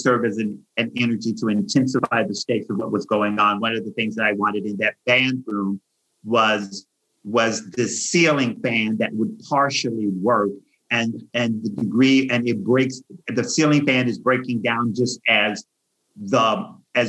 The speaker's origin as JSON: {"language": "English", "region": "the South", "country": "United States", "said": "I'm from the South"}